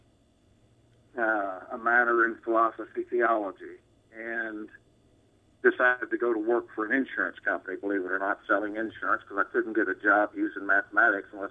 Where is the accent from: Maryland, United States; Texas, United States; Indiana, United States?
Texas, United States; Houston; I grew up here in Houston, Texas